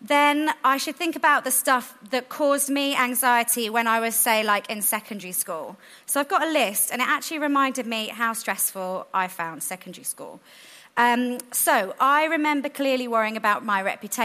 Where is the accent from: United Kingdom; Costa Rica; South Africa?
United Kingdom; London; Where I grew up in South London